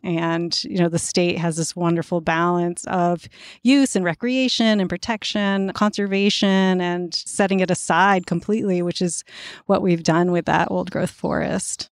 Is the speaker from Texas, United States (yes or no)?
no; central Maine, United States; now in Vermont, United States; I grew up in the woods of central Maine